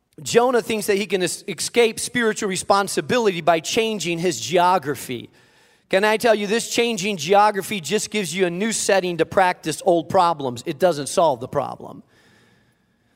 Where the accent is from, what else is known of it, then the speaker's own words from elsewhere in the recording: Spain; I grew up in Spain, so it's actually the southern tip of Spain, right above Africa, and there is some nice weather there.